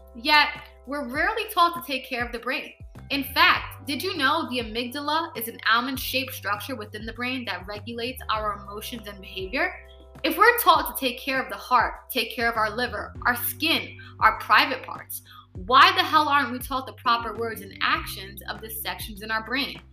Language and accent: English; New York City, New York, United States; also born or lived in Brooklyn / Bronx; We moved from Brooklyn to the Bronx later. And I ended up staying in New York City and began following my path and growing up.